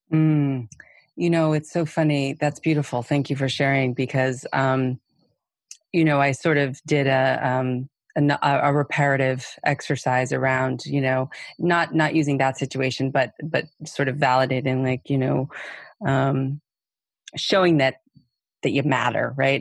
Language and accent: English; New York City, New York, United States; also born or lived in Massachusetts; I am from Brooklyn, New York